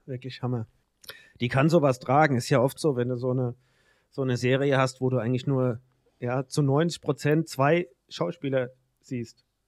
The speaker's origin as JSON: {"language": "German", "town": "Mainz", "region": "Rhineland-Palatinate", "country": "Germany", "said": "bei uns in Mainz im Rhein"}